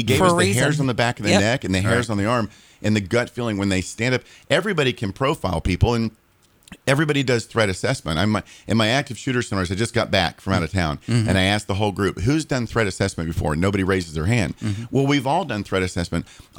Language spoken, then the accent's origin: English; Daytona Beach, Florida, United States; Born and raised in Daytona.